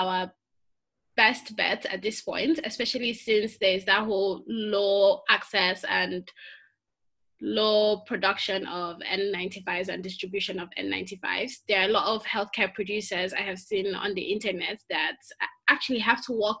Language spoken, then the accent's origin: English; Nigeria; since I am from Nigeria